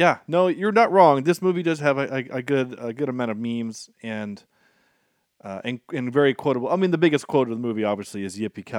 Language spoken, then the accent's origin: English; Ireland; I am Irish, mm-hmm.